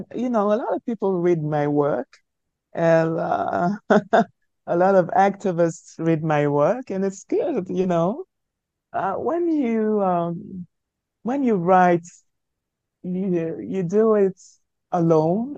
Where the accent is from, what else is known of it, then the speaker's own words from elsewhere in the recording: Douala, Littoral, Cameroon; first language French; English is a second language; moved away as an adult; now in France; being born in Africa, in post colonial Africa, uh, in the 70s, uh, in a country that had uh, both French and English as official languages, uh, being bred only in the French language when I was while I was growing up in Africa